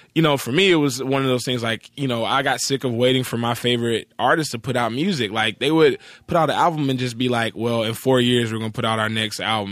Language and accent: English; Atlanta, Georgia, United States; moved away as an adult; now in Los Angeles, United States; I grew up in Atlanta. I grew up in the, uh, East Point